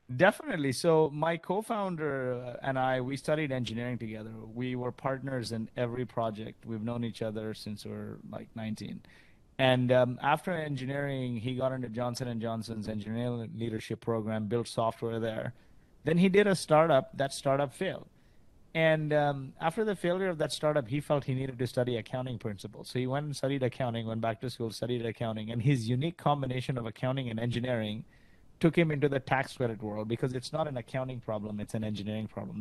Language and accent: English; Kuwait; moved away; also born or lived in Canada; I grew up in Kuwait. My parents are from India